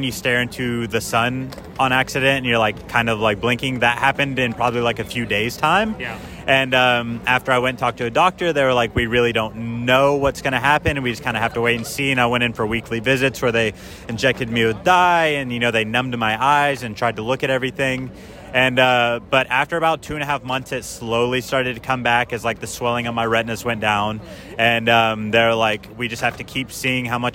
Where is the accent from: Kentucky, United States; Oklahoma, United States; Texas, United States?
Oklahoma, United States; moved away as an adult; now in New York City, United States; I'm originally from Oklahoma